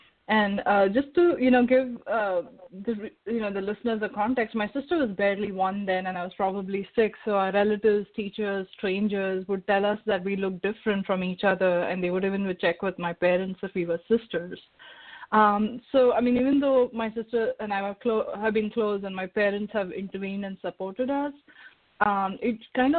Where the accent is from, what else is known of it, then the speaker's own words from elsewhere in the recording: India; moved away as an adult; now in Sacramento, United States; I was born and raised in India. So my family stays in India.